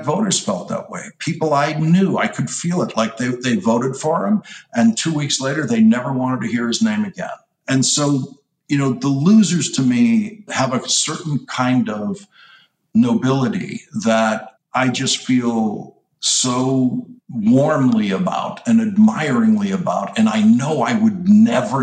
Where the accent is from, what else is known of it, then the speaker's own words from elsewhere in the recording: Boston, Massachusetts, United States; I'm from Boston